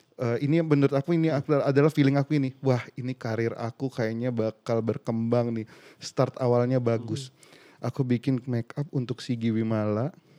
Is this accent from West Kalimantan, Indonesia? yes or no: yes; Pontianak, West Kalimantan, Indonesia; born or raised there; moved away as an adult; now in Jakarta, Indonesia